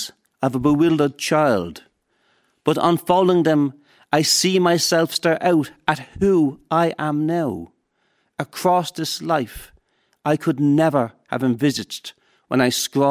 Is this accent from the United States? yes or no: no; Dublin, Leinster, Ireland; we're from Finglas